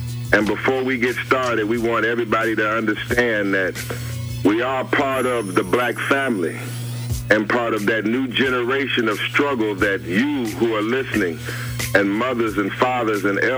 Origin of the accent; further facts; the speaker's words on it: Los Angeles, California, United States; I am from Los Angeles, and I went to Howard University undergrad and Howard University School of Law, where I was a student activist, student organizer, student revolutionary.